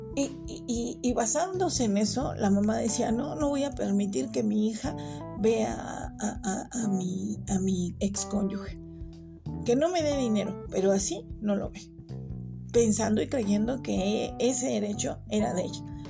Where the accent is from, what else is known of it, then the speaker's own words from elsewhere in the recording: Mexico; nosotros como, como ciudadanos mexicanos o como personas mexicanas